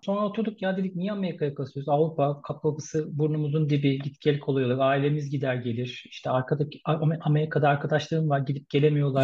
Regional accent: Istanbul, Turkey; first language Turkish; moved away as an adult; now in Munich, Germany; Doğma büyüme İstanbul

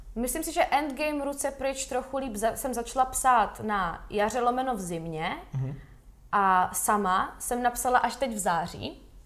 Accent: Valašské Meziříčí, Zlín Region, Czechia; začala jsem chodit do valašského souboru tanců a zpěvu. Jmenovalo se to Ovečky, u nás ve Valmezu

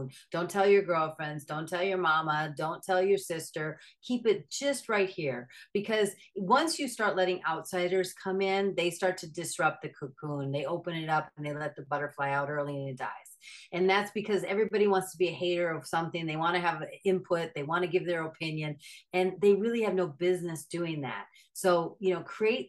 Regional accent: Minnesota, United States; I'm from Minnesota.

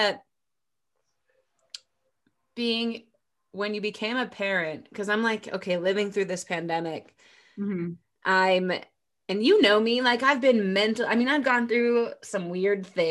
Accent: United States; I'm an American

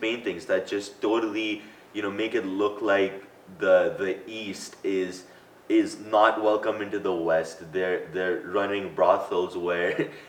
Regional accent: India; growing up in Asia

